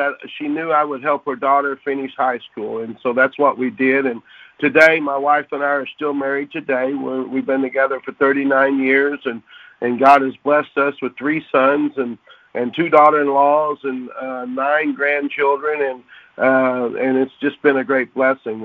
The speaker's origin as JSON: {"language": "English", "town": "Oklahoma City", "region": "Oklahoma", "country": "United States", "tie": "born or raised there", "said": "I was born and raised in Oklahoma City"}